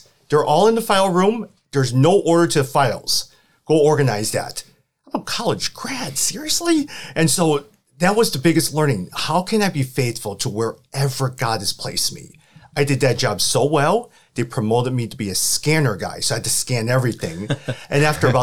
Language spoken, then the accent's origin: English; Chicago, Illinois, United States; also born or lived in St. Louis; I was born and raised in Chicago.